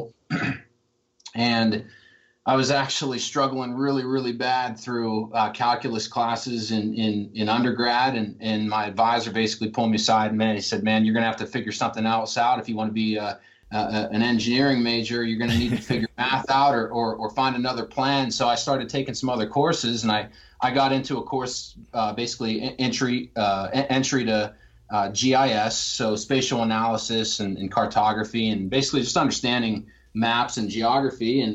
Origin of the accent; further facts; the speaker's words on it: Indiana County, Western Pennsylvania, United States; moved away as an adult; also born or lived in Northern Virginia / Washington, D.C.; I was born and raised in Western Pennsylvania, Indiana County specifically.